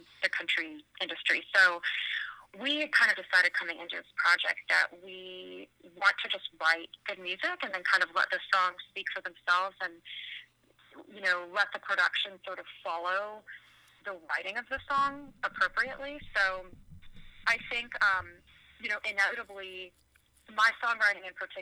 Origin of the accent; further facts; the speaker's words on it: Virginia, United States; moved away as an adult; now in Nashville, United States; I was driving from Virginia back to Nashville. I had been back home visiting family